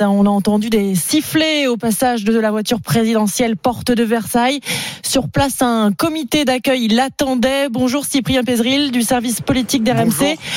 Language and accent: French; Kharkiv, Kharkiv Oblast, Ukraine; French is a second language; moved away as an adult; now in Gironde, France; J'ai essayé de revenir chez moi, à Kharkiv